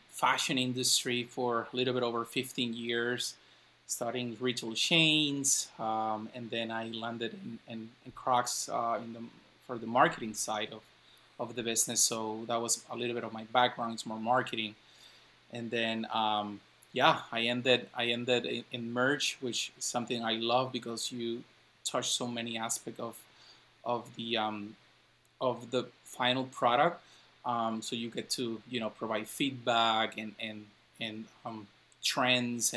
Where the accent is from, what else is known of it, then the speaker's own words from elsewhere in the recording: Ponce, Puerto Rico; I'm from Puerto Rico, I'm from Ponce, I'm from the South